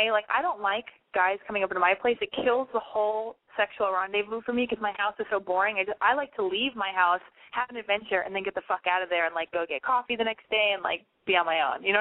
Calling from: Georgia, United States; I'm calling from Georgia. How old are you? I'm 21. Well, 22.

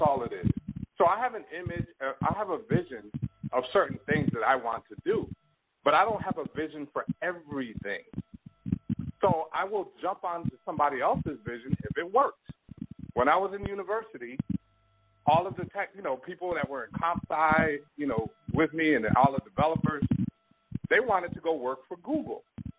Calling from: Toronto, Ontario, Canada

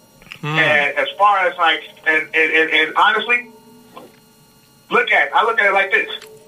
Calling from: Chicago, Illinois, United States; I'm calling from Chicago, Illinois.

